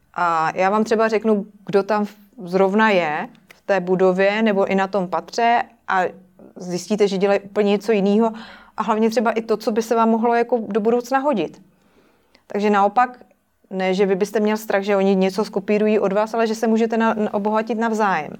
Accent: Czechia; u nás v Praze

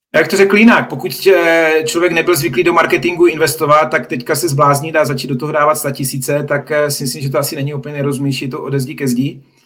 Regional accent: Czechia; jako Češi

